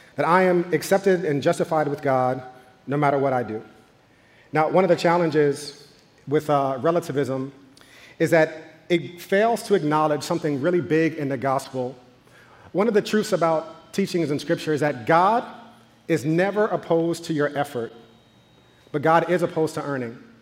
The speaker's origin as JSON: {"language": "English", "region": "New York", "country": "United States", "tie": "born or raised there", "said": "growing up in New York in the 90s"}